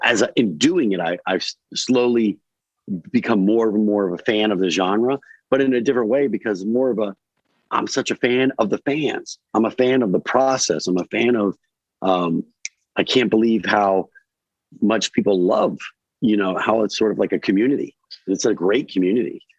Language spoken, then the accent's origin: English; Newark, Delaware, United States; I grew up in Rob Scott Manor in Newark, Delaware